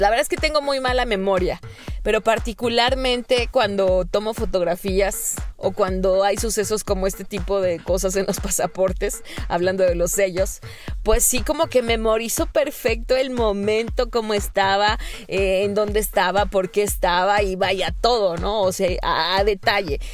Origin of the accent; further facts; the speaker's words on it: Mexico; en septiembre, pues no sé, en mi país se come pozole